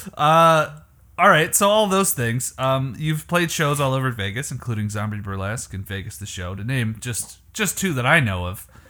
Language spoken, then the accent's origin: English; Canada; moved away; I'm from Canada